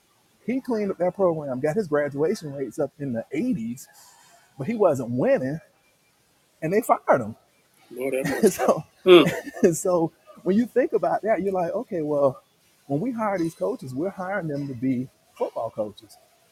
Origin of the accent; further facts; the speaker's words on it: the South, United States; growing up in the South, football is king, right?